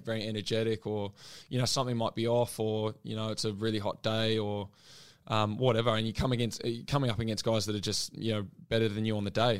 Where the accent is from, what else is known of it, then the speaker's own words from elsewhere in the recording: New Zealand; now in Australia; I'm a Kiwi